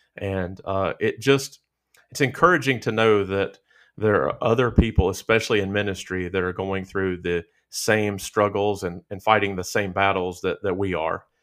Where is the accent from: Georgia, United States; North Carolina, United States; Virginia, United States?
Virginia, United States; Stuart; also born or lived in Roanoke, Virginia; I was born in Roanoke, Virginia, and grew up about an hour, uh, south of there, an hour west of Danville in Stewart, Virginia